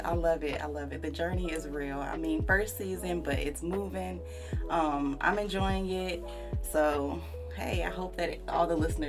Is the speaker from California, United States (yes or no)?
yes; California, United States; born there; So I love to say I'm from all over the place because I have literally lived in so many different places. I was born in Cali. All my family, well, pretty much all of my family lives in Cali.